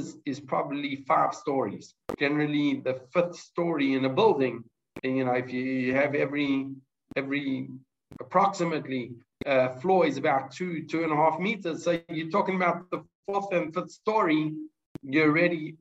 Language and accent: English; South Africa; now in Israel; as a South African who's made Aliyah